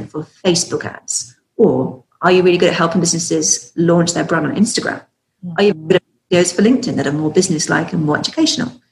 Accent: the South, United States; accent: Southern; That's my southern accent.

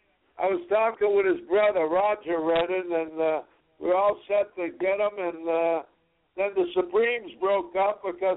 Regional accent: Boston, Massachusetts, United States; We're from Boston, and we're neighbors

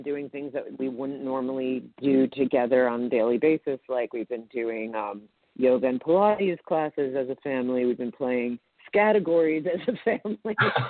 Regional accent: New York City, New York, United States; also born or lived in Westchester; I was born in New York City, and I was raised largely in Manhattan and also in the outer borough of Westchester.

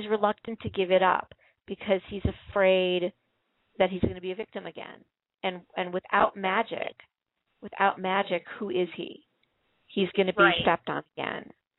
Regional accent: Chicago, Illinois, United States; we're both from Chicago.

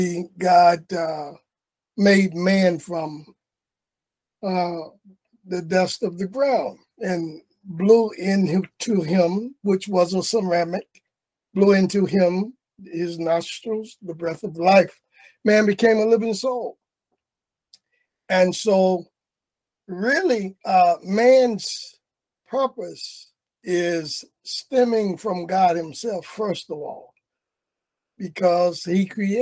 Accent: Cary, North Carolina, United States; I am a native of Cary. I was born and reared in Cary, North Carolina

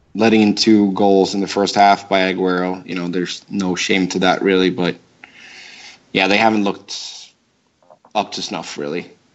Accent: Gothenburg, Västra Götaland, Sweden; moved away; back in my hometown of Gothenburg

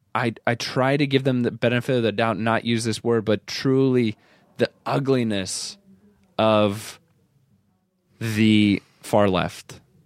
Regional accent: Iowa, United States; born or raised there; now in Los Angeles, United States

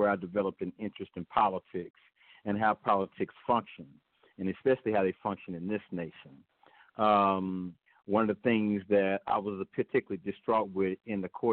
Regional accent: Fort Worth, Texas, United States; I'm from Fort Worth, Texas

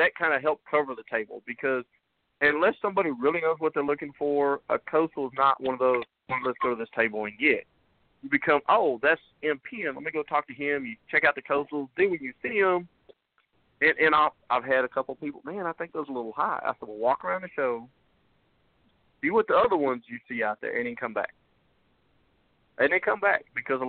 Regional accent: Kansas, United States; moved away; my home state of Kansas

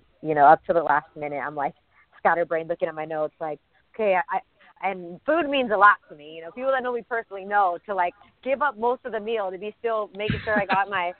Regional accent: Southern California, United States; I grew up in Southern California

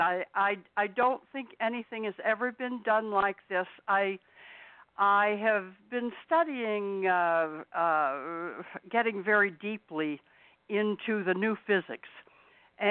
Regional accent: Utica, New York, United States; also born or lived in Hollywood; I was born here in Utica, New York, in 1938, February of 1938

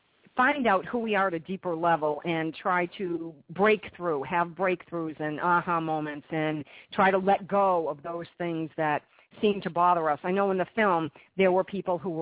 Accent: United States; I live in the United States, and I'm from the United States

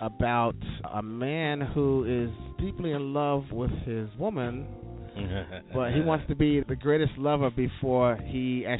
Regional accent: New Rochelle, New York, United States; I'm from New Rochelle, New York.

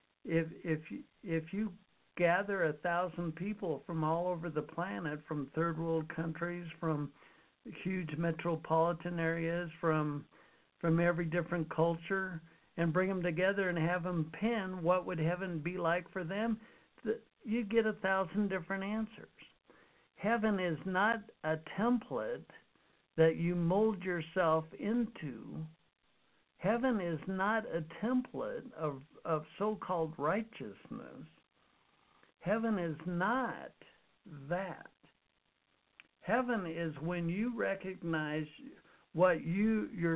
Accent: Utah, United States; I grew up in Utah

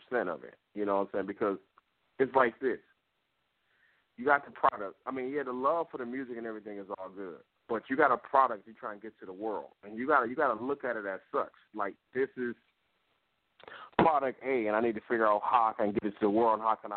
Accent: Detroit, Michigan, United States; growing up in Detroit and seeing the grind and the blue collar

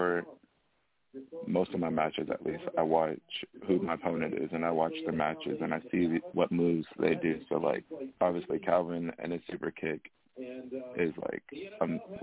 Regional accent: Alaska, United States; also born or lived in Valdez, Alaska; being born and raised here in Alaska

